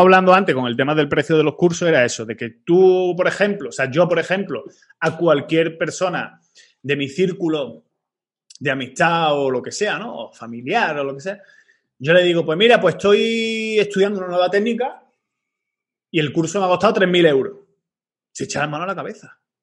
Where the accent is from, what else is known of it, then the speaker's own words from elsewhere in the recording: Málaga, Andalusia, Spain; yo soy de Málaga